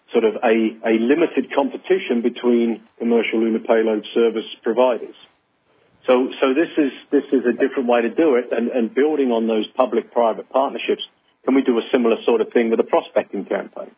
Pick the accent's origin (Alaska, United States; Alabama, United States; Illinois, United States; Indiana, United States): Indiana, United States; Northern; accent: Northern Indiana; my Northern Indiana accent.